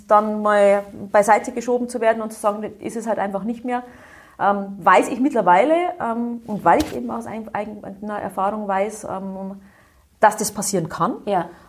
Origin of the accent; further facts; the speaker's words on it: Bavaria, Germany; Ich bin im Bayerischen Wald aufgewachsen, also ein äh, durchaus